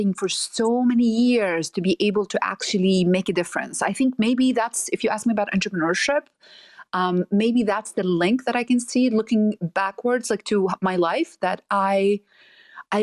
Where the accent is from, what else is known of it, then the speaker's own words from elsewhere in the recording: Nazareth, Northern District, Israel; now in San Francisco, United States; I'm Palestinian. I was born and raised in Nazareth.